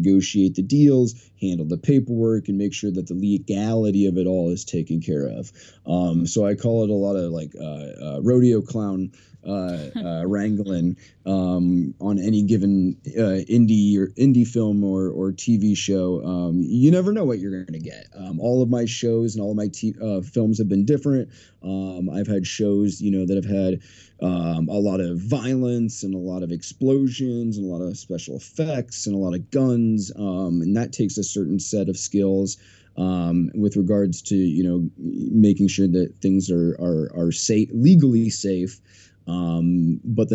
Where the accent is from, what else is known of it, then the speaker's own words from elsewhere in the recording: a small town in Iowa, United States; now in Beverly Hills, United States; I'm from a small town in the middle of nowhere, Iowa, town of like 300 people.